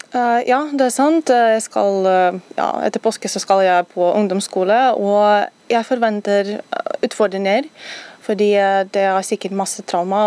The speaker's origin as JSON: {"language": "Norwegian", "town": "Kyiv", "country": "Ukraine", "second_language": "Norwegian", "moved": "as an adult", "lives_now": "Norway", "said": "Ukraina er hjemlandet mitt."}